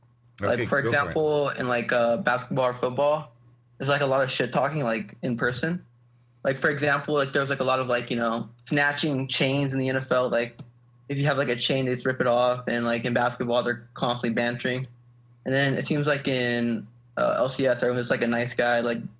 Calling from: Eagle Pass, Texas, United States; Eagle Pass. It's like a small city. You don't know it.

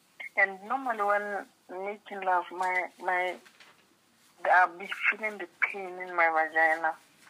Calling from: Gaborone, Botswana; I'm calling from Botswana.

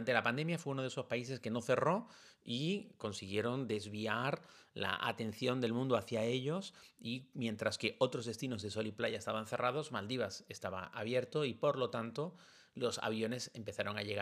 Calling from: Valencian Community, Spain; de la Comunidad Valenciana.

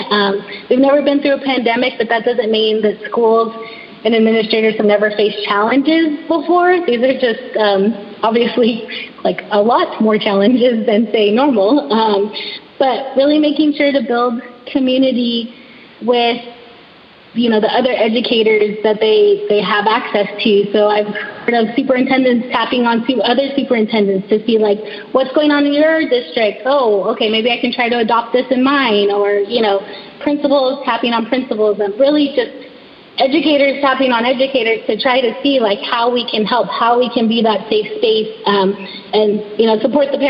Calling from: California, United States; I live in California, so I'm speaking from California.

